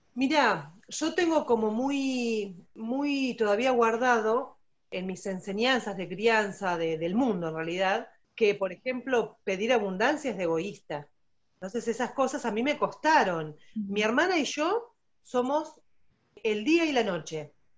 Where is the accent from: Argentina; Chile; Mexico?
Argentina; also born or lived in Buenos Aires; soy argentina